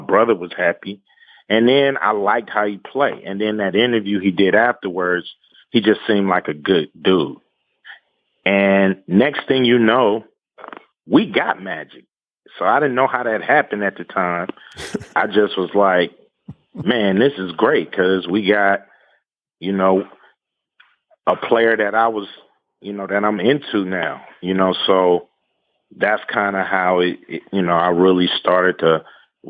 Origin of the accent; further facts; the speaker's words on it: Los Angeles, California, United States; Growing up in South Central Los Angeles, you know, I could throw a rock and hit the Forum